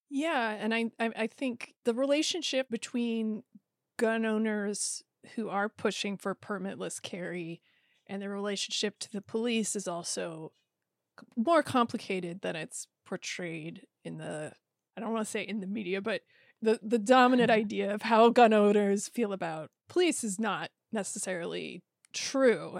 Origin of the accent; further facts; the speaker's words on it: Iowa, United States; I grew up in Iowa